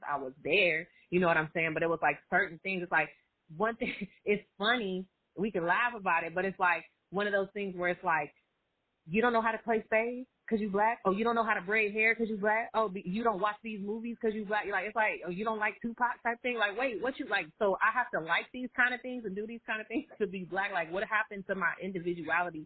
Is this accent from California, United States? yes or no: yes; suburban California, United States; I grew up, born and raised in America, right? Born and raised in America. Grew up in a suburban, I would say middle class household in, you know, suburban area, California